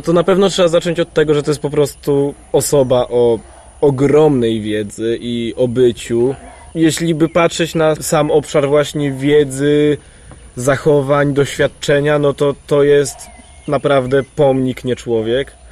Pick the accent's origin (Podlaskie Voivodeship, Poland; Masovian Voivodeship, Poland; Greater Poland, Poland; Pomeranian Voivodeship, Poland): Podlaskie Voivodeship, Poland; Białystok; Ja jestem z kolei z Białego Stoku